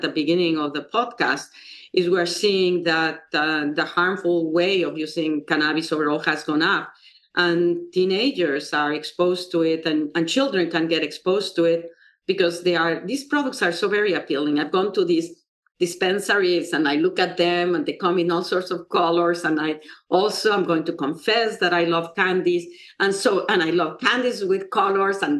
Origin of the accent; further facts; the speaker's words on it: Mexico; now in United States; I come from Mexico, where there's a lot of poverty